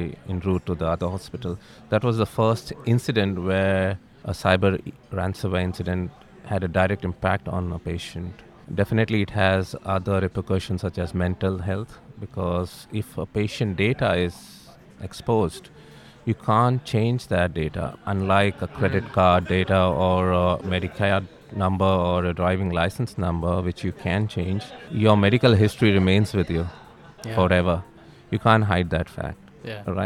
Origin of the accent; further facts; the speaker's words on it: India; moved away as an adult; also born or lived in Dubai; now in Australia; I'm from India originally. I moved over to Australia in 2011. Prior to that, I was in Dubai for almost 8 years